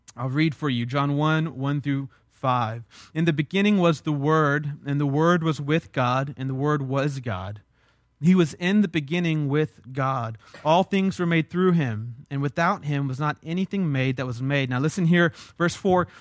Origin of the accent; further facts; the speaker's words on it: South Texas, United States; I'm from South Texas